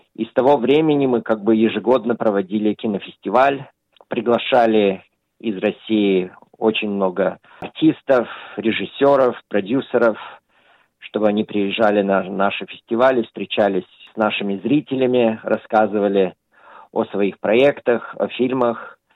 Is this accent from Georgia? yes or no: no; Australia; когда я рос, в Австралии